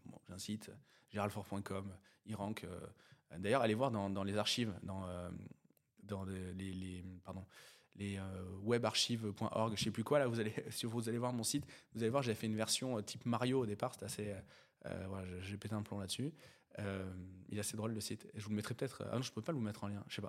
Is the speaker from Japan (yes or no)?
no; near Sainte-Foy-la-Grande, Gironde, Nouvelle-Aquitaine, France; je viens d'un petit bled de Gironde, euh, entre, euh, Bergerac et Bordeaux. euh, qui s'appelle Sainte-Foy-la-Grande